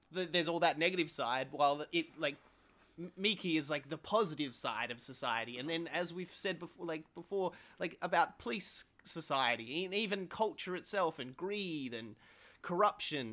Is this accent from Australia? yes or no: yes; Australia; as an Australian